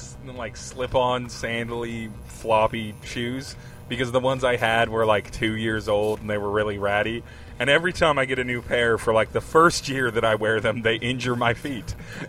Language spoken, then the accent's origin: English; United States; I'm from the United States.